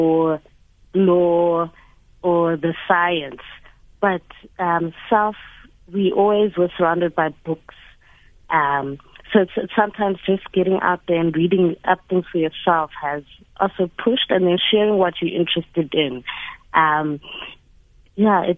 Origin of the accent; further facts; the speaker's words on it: South Africa; being a South African woman